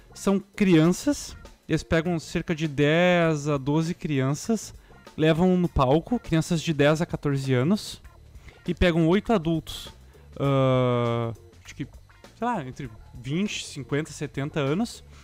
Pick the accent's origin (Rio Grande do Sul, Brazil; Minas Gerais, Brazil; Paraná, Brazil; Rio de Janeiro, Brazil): Rio Grande do Sul, Brazil; Canoas; moved away; eu vim de Canoas, né? Uma cidade que nem é capital uh, do Rio Grande do Sul.